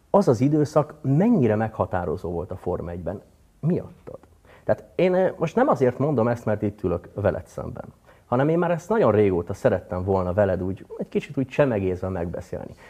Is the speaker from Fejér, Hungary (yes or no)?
yes; Dunaújváros, Fejér, Hungary; born there; Dunajvárosban születtem különben.